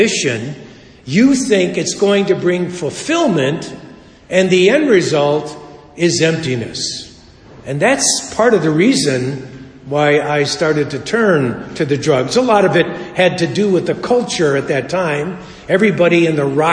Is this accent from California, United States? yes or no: no; Chicago, Illinois, United States; We were raised in Chicago.